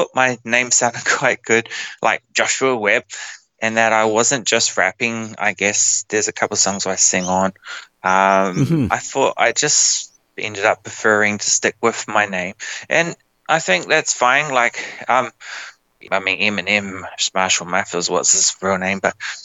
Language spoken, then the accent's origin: English; New Zealand; moved away as an adult; now in Australia; I'm from New Zealand